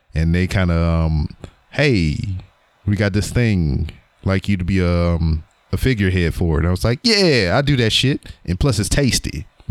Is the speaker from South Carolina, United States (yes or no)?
no; Louisiana, United States; my teams are my state teams, my home state. Um, I'm from Louisiana